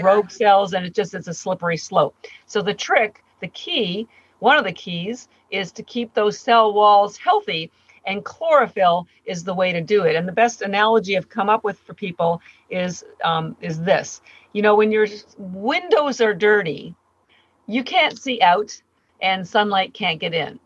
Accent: Canada; moved away as an adult; now in Boston, United States; I do live in Boston, Massachusetts. I've been here for 30 years, but I'm Canadian

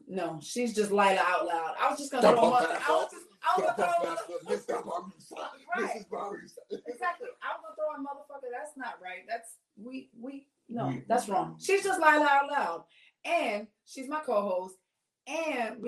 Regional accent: New York City, New York, United States; I'm from the Bronx.

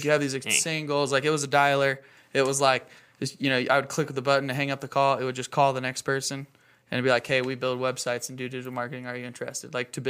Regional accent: Rigby, Idaho, United States; moved away as an adult; also born or lived in Bay Area, California; So I'm from Rigby. Grew up in Rigby, went to Rigby High School, graduated in 2009, and then moved out of Rigby. I moved to California just shortly after I graduated high school

